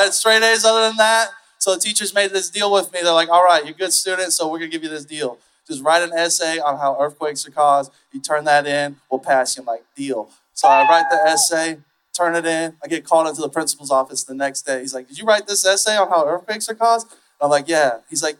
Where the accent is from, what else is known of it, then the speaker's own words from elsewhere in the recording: Fort Myers, Florida, United States; now in Austin, United States; I'm from Florida.